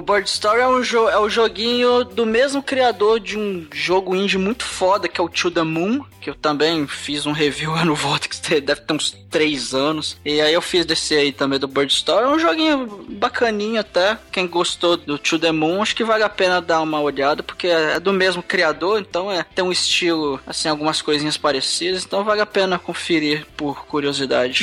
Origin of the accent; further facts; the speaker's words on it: Brazil; eu sou brasileiro